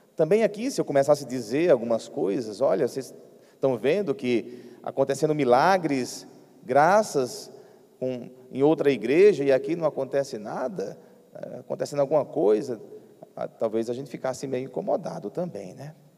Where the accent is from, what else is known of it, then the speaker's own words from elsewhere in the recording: Piauí, Brazil; moved away; a minha terra lá no Piauí